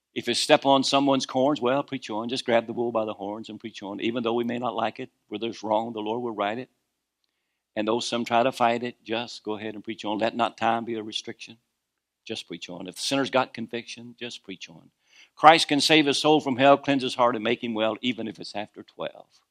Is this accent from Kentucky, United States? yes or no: yes; Kentucky, United States; moved away; also born or lived in Norfolk area, Virginia; I was born in Kentucky, but I was born again in Virginia